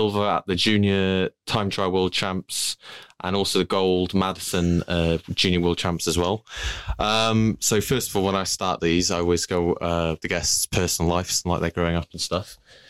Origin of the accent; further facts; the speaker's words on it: Wales, United Kingdom; I'm from Wales